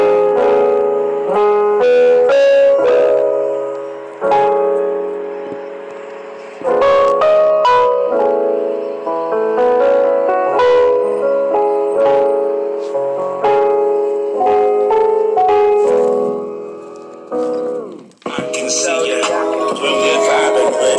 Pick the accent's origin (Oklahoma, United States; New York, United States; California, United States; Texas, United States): Texas, United States; Austin; I am a country girl. I'm from Austin, Texas. I'm not from Cali